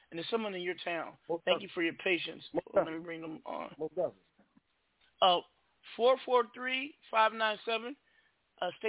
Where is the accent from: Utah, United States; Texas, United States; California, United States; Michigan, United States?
California, United States; accent: Bay; also born or lived in Annapolis, Maryland; I was born in California